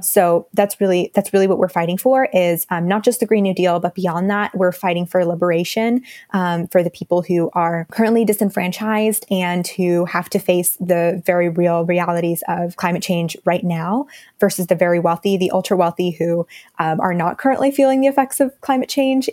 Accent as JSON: {"language": "English", "town": "Dallas", "region": "Texas", "country": "United States", "also_born_or_lived": "India", "said": "I'm from Dallas, Texas"}